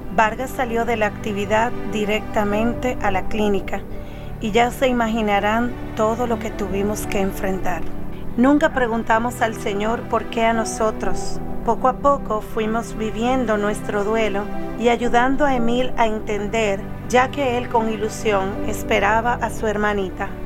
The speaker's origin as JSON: {"language": "Spanish", "country": "Dominican Republic", "said": "soy de República Dominicana"}